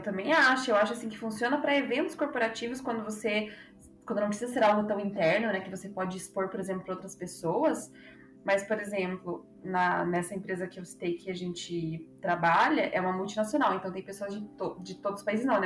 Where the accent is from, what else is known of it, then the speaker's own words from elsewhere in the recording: Ponta Grossa, Paraná, Brazil; now in São Paulo, Brazil; sou da cidade de Ponta Grossa, do Cris também, mas moro em São Paulo hoje em dia